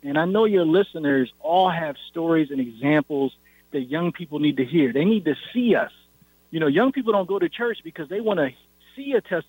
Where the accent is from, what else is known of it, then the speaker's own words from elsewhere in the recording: Syracuse, New York, United States; That's not what I saw growing up in Syracuse, New York.